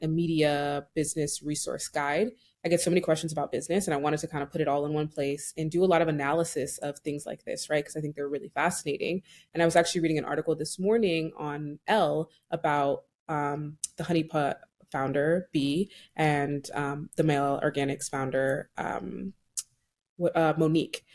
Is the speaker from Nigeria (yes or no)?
yes; Nigeria; I'm Nigerian